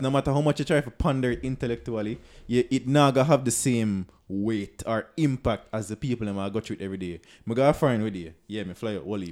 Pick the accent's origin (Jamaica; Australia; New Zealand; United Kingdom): Jamaica; I am comfortable in my identity. as a Jamaican.